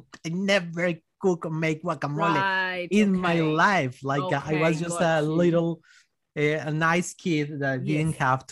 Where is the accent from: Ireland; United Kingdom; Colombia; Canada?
Colombia; English is a second language; moved away as an adult; now in Australia; I was just a little beautiful boy from Colombia